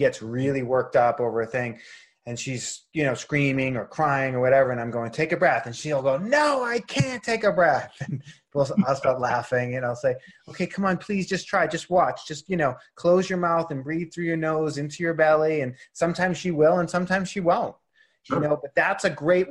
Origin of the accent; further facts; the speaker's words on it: Boston, Massachusetts, United States; moved away as an adult; also born or lived in Los Angeles; growing up in Boston